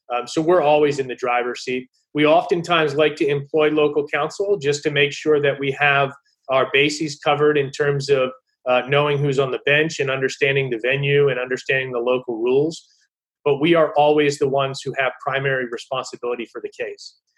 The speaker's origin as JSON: {"language": "English", "town": "Baltimore", "region": "Maryland", "country": "United States", "tie": "born or raised there", "said": "I grew up here in Maryland in the Baltimore area"}